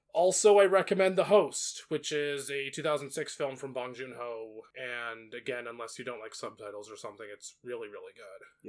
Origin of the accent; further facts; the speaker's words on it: United States; I'm an American